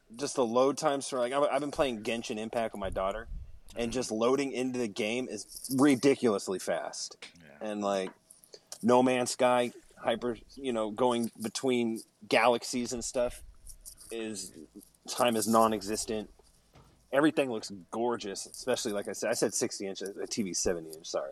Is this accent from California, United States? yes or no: yes; Mountain View, California, United States; also born or lived in Santa Clara, California; about seventh grade when I moved from Mountain View to Santa Clara.